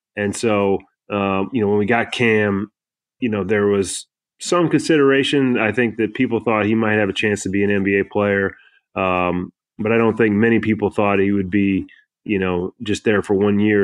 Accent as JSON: {"language": "English", "region": "Kansas", "country": "United States", "tie": "born or raised there", "also_born_or_lived": "North Carolina / Tennessee", "moved": "yes", "said": "I grew up in Kansas"}